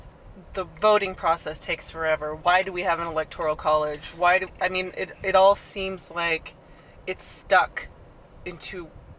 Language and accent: English; California, United States; And we're passing by the county hospital here, lovingly called County. Where I was born